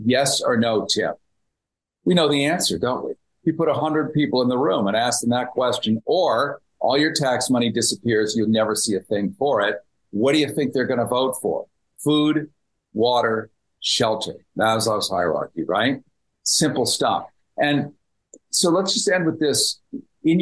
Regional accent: United States; I speak as an American

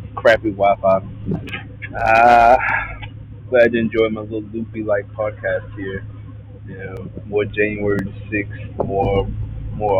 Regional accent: Houston, Texas, United States; I'm from Houston.

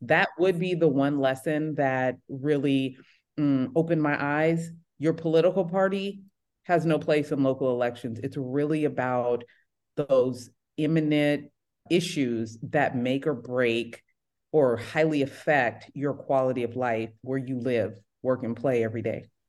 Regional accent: San Jose, California, United States; now in Redondo Beach, United States; I'm born and raised in San Jose, California, and now that's the Silicon Valley.

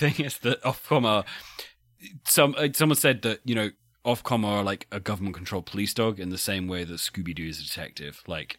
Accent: United Kingdom; I'm just being British here.

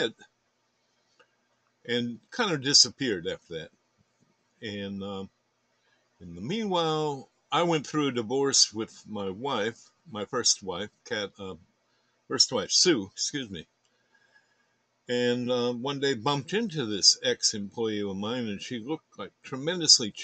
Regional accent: north of Boston, Massachusetts, United States; also born or lived in Connecticut / New Jersey / New Hampshire; now in Austin, United States; I'm from Austin originally, born here. And grew up in New England, north of Boston, in fact, for the most part.

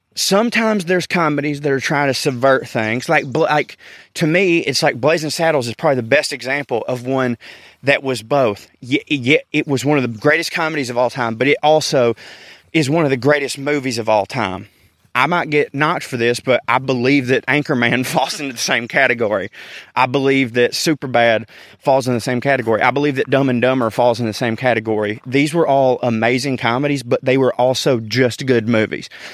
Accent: the South, United States; accent: Southern

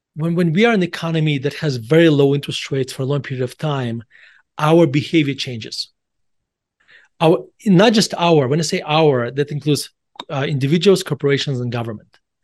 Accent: Russia; now in Denver, United States; I was born in Russia, and I moved, my whole, my, my whole family moved to United States in December nineteen ninety-one.

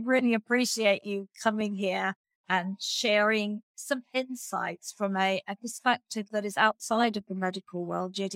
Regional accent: Australia; as an Australian

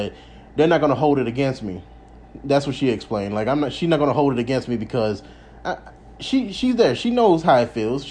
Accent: Alabama, United States; born or raised there; moved away as an adult; now in Las Vegas, United States

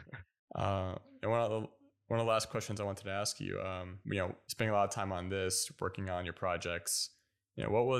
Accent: United States; I grew up learning Turkish and Arabic, but I was born in the States

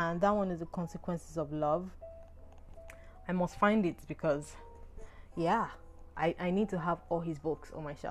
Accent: Nigeria; I'm Nigerian

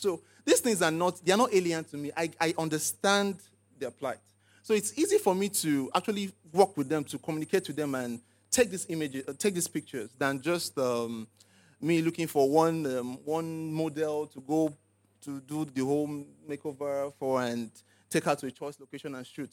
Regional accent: Lagos, Nigeria; also born or lived in Abia State / Enugu State; I grew up in Lagos, but went to school in the East

